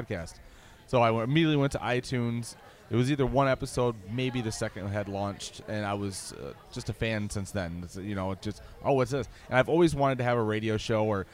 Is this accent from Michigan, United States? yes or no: yes; Grand Rapids, Michigan, United States; Grand Rapids, Michigan